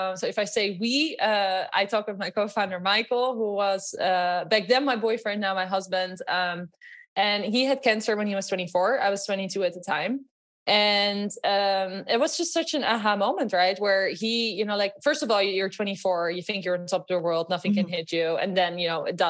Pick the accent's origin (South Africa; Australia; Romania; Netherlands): Netherlands; English is a second language; moved away; also born or lived in Los Angeles, United States / New York, United States; You might hear from my accent. I'm actually from Holland.